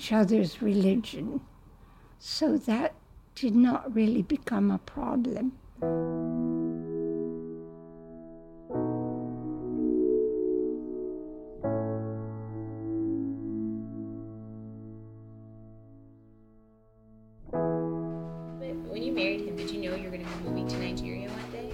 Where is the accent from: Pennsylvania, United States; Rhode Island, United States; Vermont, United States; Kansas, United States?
Vermont, United States; moved away as an adult; also born or lived in New York; now in Nigeria; I'm originally from Vermont